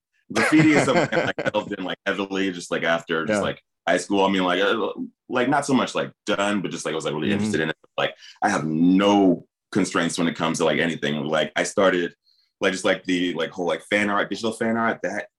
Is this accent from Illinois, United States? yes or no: yes; Peoria, Illinois, United States; I did do one mural in my hometown of Peoria, Illinois, although I'm not excited about it now.